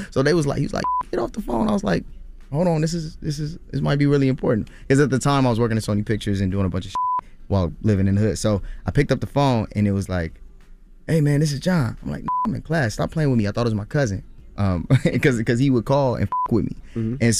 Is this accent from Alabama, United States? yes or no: no; Los Angeles, California, United States; I'm from Los Angeles, California. Mm-hmm. I was raised all over L.A., South Central's home.